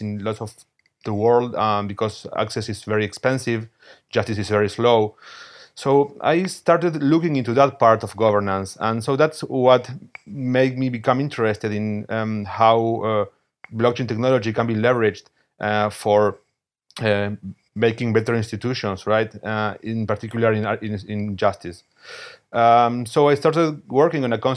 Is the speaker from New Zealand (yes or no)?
no; Buenos Aires, Argentina; I am from Buenos Aires, Argentina